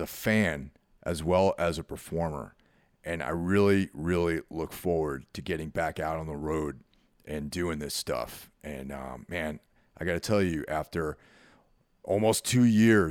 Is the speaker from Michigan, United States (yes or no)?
no; New York, United States; moved away as an adult; now in New Jersey, United States; I grew up in New York and now I live in Jersey.